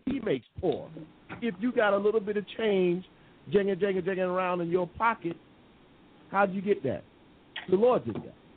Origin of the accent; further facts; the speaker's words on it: United States; moved away as an adult; now in England, United Kingdom; I'm the American here in England